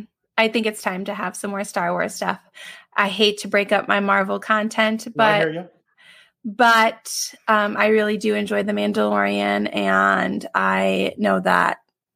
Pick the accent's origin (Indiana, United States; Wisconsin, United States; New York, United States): Indiana, United States; That made my little Indiana heart happy.